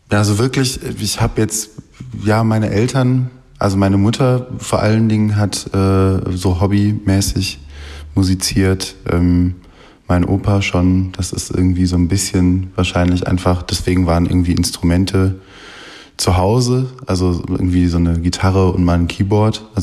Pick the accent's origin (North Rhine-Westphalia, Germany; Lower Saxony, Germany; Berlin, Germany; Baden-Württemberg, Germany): North Rhine-Westphalia, Germany; Essen; born there; Ich komme äh, gebürtig aus Essen